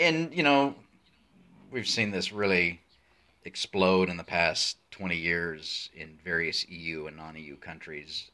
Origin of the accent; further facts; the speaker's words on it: United States; now in Arizona, United States; I'm an American sitting in the deserts of southern Arizona